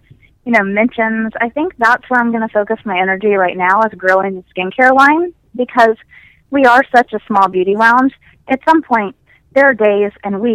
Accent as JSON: {"language": "English", "region": "the South", "country": "United States", "moved": "yes", "lives_now": "Ithaca, New York, United States", "said": "I'm not even from New York. Maybe I should just go home down south."}